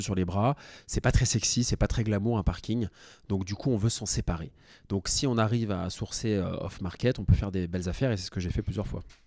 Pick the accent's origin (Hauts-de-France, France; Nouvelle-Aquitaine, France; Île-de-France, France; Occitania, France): Île-de-France, France; Paris; Je suis né à Paris